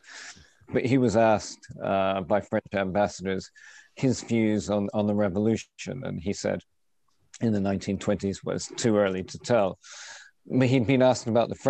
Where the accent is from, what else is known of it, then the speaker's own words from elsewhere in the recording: United Kingdom; moved away as an adult; now in Australia; as a British Australian